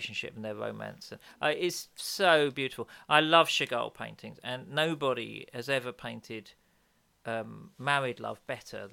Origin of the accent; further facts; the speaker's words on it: United Kingdom; we're British